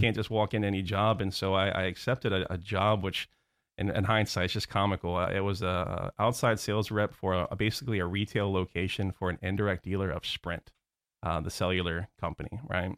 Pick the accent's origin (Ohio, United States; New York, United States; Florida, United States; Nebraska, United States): Florida, United States; Orlando; also born or lived in Houston, Texas / New Jersey; I was born in Houston, Texas. Don't remember anything about it 'cause I moved to, uh, New Jersey. My father was a hotelier, worked with, uh, Bill Marriott, um, so we ended up back in Orlando, um, at a very young age